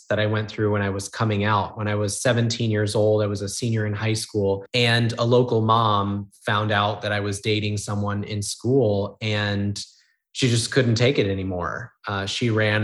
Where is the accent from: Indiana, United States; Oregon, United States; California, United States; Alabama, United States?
Oregon, United States; near Portland, rural; moved away as an adult; now in Orlando, United States; I actually grew up in a really rural part of Oregon, about 25 minutes outside the city of Portland